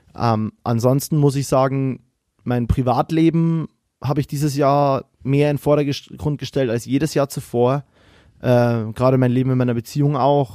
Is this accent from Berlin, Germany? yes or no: no; Bavaria, Germany; moved away as an adult